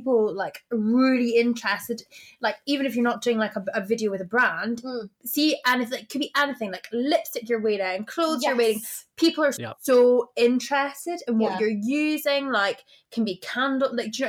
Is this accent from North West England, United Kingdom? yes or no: no; Glasgow, Scotland, United Kingdom; accent: Scottish; I get into a taxi in Glasgow and they're like, where are you from? I'm like, here.